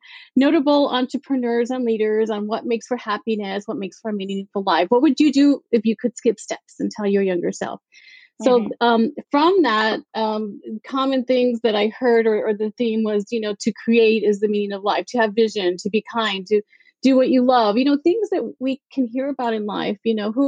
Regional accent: El Paso, Texas, United States; moved away; I was born and raised in El Paso, Texas, a border town

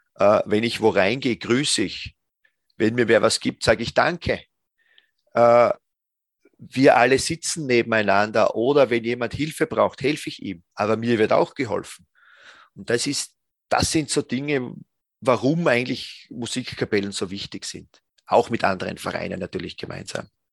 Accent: Styria, Austria; ich bin selbst aus der Steiermark

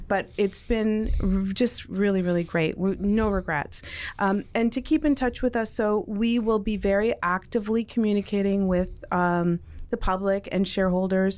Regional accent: Toronto, Ontario, Canada; also born or lived in Mississauga; born in Toronto, um, grew up in Toronto

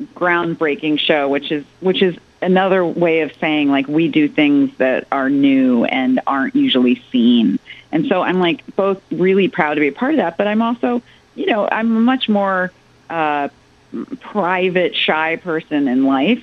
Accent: Chicago, Illinois, United States; moved away; Deep ties, deep ties. That's my hometown

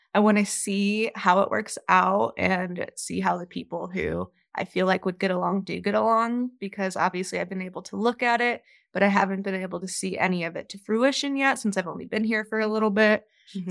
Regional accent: Virginia, United States; moved away as an adult; now in Denver, United States; grew up on the East Coast in Virginia and I moved out here about two years ago.

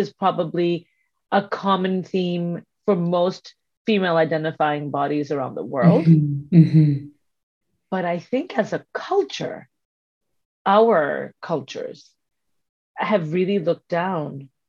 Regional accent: India; the part of the world that we are both from, which is South Asia. So Sonali is Sri Lankan and I am Indian

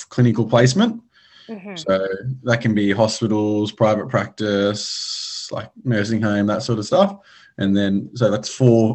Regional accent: Sydney, New South Wales, Australia; I'm from Sydney, Australia

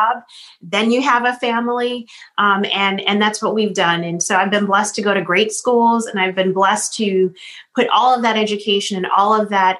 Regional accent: Boston, Massachusetts, United States; We grew up in Boston

